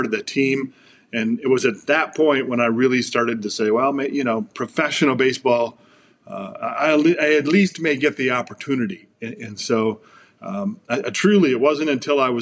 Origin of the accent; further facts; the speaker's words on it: Flint, Michigan, United States; now in Southern California, United States; I grew up in Flint, Michigan, which I'm incredibly proud of. I live now in Southern California most of the time.